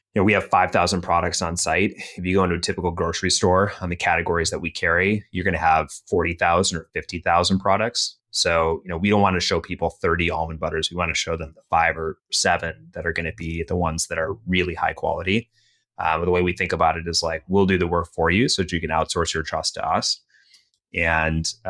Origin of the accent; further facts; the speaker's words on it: Minneapolis, Minnesota, United States; my own childhood, you know, growing up in Minnesota